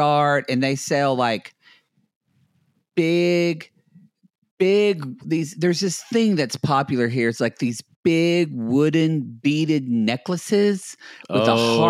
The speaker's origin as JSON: {"language": "English", "region": "Oklahoma", "country": "United States", "tie": "born or raised there", "moved": "yes", "said": "my hometown"}